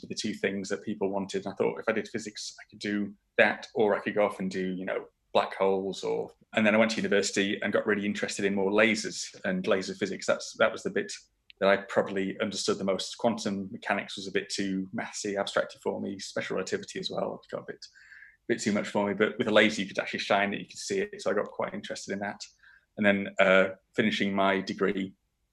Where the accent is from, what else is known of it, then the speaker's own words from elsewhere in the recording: Moor Monkton, Yorkshire and the Humber, United Kingdom; I grew up just outside York in a small village called Moor Monkton